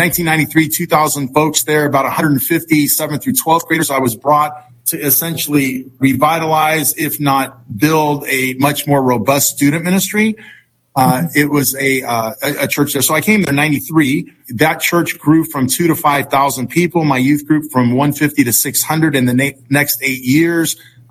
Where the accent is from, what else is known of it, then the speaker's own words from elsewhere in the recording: San Francisco, California, United States; born there; Well, it all began when I was born in San Francisco, 1961.